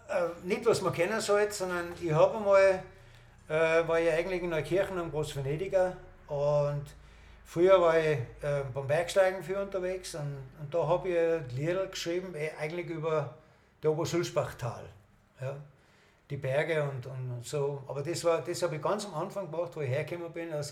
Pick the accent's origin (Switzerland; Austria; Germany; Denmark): Denmark; Odense, Southern Denmark; Ich komme, wie gesagt, aus Odensee und da haben wir sehr viele Straßenmusikanten gehabt früher.